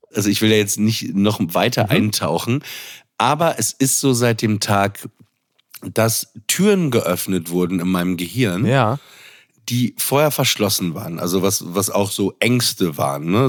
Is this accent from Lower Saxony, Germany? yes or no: yes; Papenburg, Lower Saxony, Germany; ich komme aus Papenburg im Emsland